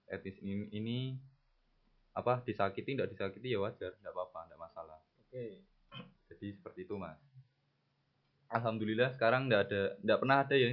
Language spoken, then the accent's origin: Indonesian; Java, Indonesia; accent: medok; Apalagi tahu kita orang perantauan dari Jawa. Mereka sangat suka. Kan mereka pikirannya gini. Orang Jawa itu di mata mereka santun, baik jadi kalau misalkan kita ketemu tahu tuh logat kita kan medon kan?